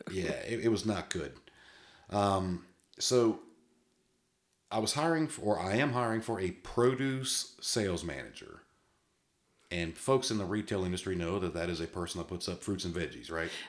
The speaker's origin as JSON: {"language": "English", "region": "Massachusetts", "country": "United States", "tie": "born or raised there", "said": "I was born in Massachusetts"}